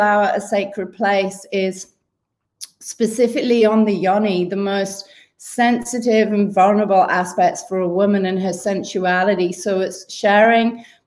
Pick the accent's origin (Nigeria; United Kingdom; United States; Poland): United Kingdom; Wales; moved away as an adult; now in Sydney, Australia; originally from the UK, growing up in Wales